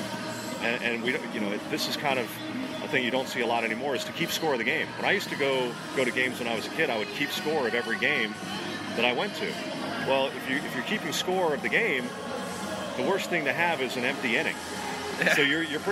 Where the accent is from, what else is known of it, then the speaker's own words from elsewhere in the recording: New England, United States; now in Washington, D.C., United States; growing up in New England as a Red Sox fan